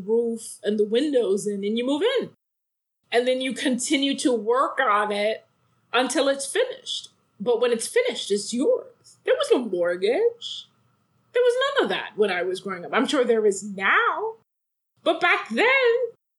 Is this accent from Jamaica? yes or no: yes; Jamaica; moved away; And I grew up in the islands. So I grew up in Jamaica